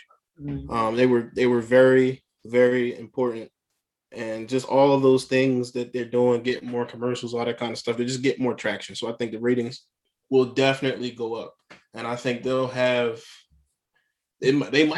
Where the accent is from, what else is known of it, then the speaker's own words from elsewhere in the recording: Philadelphia, Pennsylvania, United States; as a Philadelphian, I'm a diehard Philly dude